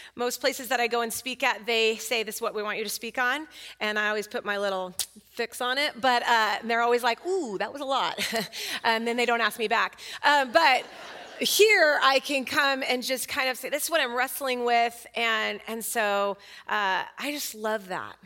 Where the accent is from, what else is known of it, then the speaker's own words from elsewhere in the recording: Oakland, California, United States; I'm from Oakland